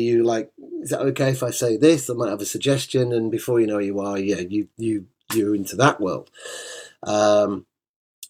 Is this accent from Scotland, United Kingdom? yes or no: no; Birmingham, West Midlands, United Kingdom; moved away; I'm a Brummie. I've not lived there now since like 96